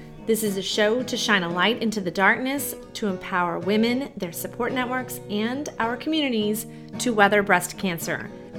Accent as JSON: {"language": "English", "town": "Savannah", "region": "Georgia", "country": "United States", "said": "I came from Savannah, Georgia, and a lot of people were having to fight the hurricane"}